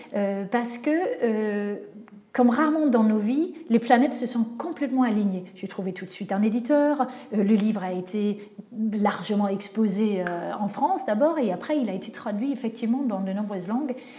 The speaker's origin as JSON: {"language": "French", "country": "Denmark", "moved": "yes", "said": "mon pays d'origine, donc le Danemark"}